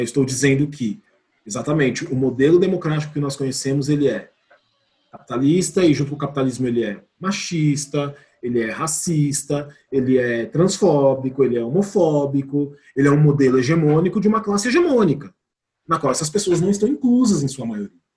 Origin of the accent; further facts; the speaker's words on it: São Paulo, Brazil; eu sou de São Paulo